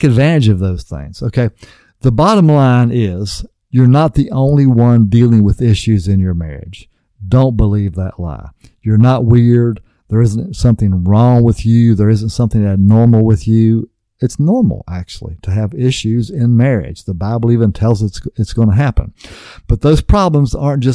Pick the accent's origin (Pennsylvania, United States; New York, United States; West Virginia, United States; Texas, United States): West Virginia, United States; I grew up in West Virginia on a farm.